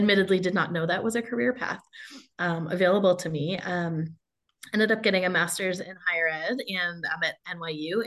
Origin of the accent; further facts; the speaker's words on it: Framingham, Massachusetts, United States; moved away as an adult; also born or lived in Atlanta, Georgia / St. Louis, Missouri / New York; now in Arizona, United States; grew up in a Boston suburb, Framingham, Massachusetts